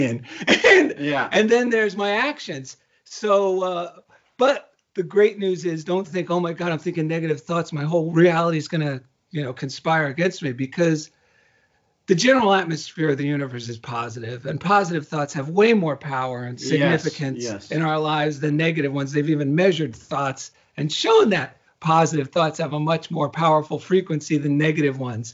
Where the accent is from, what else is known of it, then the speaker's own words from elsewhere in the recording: New Jersey, United States; now in Culver City, United States; I'm from New Jersey and it sounds like journal